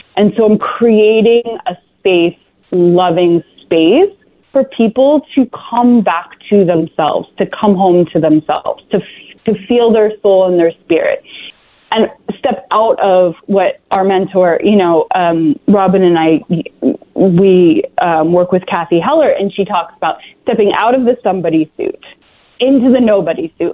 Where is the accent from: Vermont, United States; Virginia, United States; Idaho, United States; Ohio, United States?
Vermont, United States; we left there um, when I was about three and I grew up in Vermont